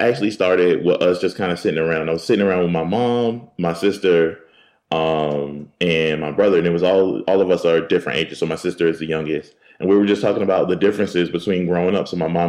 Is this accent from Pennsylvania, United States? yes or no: yes; Philadelphia, Pennsylvania, United States; Oh, I'm from Philly.